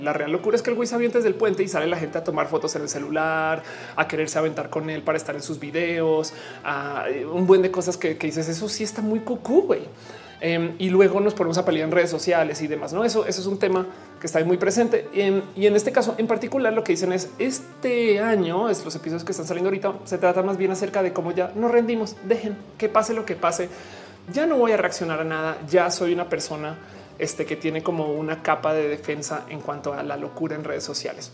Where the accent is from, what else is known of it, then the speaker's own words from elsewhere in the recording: Mexico; nosotros como mexicanos